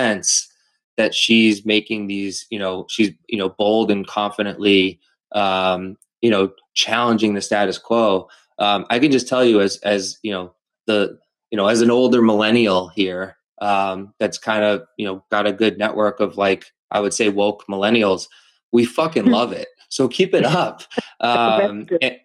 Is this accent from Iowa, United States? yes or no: no; Methuen, Massachusetts, United States; also born or lived in Los Angeles; I grew up in Methuen